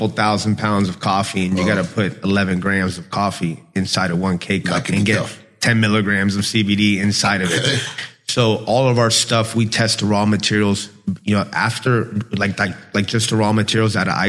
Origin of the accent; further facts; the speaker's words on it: Tampa, Florida, United States; also born or lived in Chile; I was born in Chile, and then I moved to the Tampa Bay area when I was 4 years old.